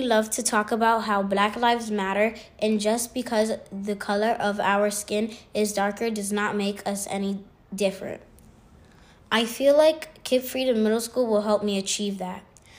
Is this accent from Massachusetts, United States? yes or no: no; New York City, New York, United States; also born or lived in Manhattan; I am a black and Puerto Rican 10-year-old. I was born in Manhattan and raised in the Bronx.